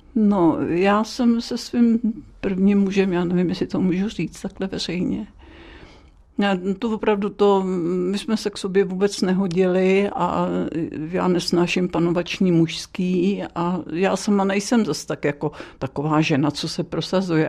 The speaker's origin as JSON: {"language": "Czech", "town": "Dobříš", "region": "Central Bohemian Region", "country": "Czechia", "tie": "born or raised there", "said": "bydlela jsem na zámku na Dobříši a jezdila jsem do Příbramy, do školy"}